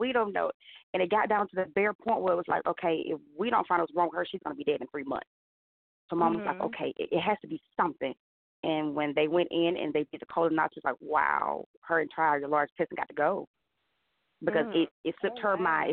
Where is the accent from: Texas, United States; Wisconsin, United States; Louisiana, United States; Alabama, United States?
Alabama, United States; Prattville; moved away as an adult; now in Montgomery, United States; I'm originally from Prattville, Alabama, but I moved to Montgomery 10 years ago